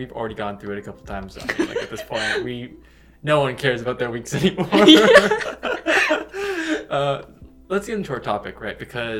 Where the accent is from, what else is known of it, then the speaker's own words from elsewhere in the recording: United States; the fact that I am Asian American